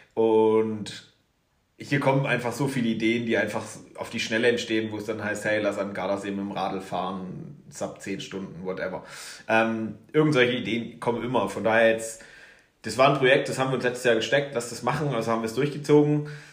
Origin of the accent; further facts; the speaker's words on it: Erzgebirge, Saxony, Germany; now in Garmisch-Partenkirchen, Germany; im Erzgebirge bin ich groß geworden